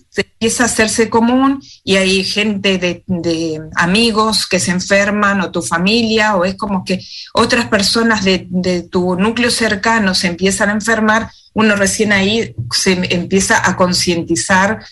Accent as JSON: {"language": "Spanish", "country": "Argentina", "moved": "as an adult", "lives_now": "Wellington, New Zealand", "said": "hablar como médica argentina o por la experiencia que estuve allá en mi país"}